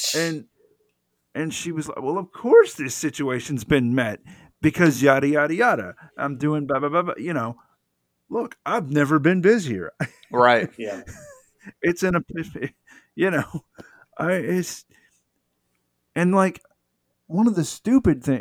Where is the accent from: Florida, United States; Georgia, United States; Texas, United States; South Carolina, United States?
Georgia, United States; also born or lived in Metro Atlanta; I grew up in Georgia